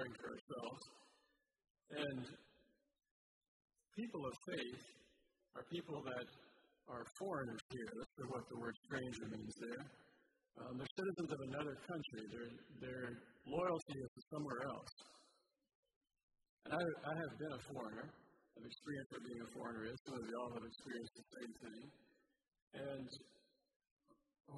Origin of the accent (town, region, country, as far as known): United States; also born or lived in Guatemala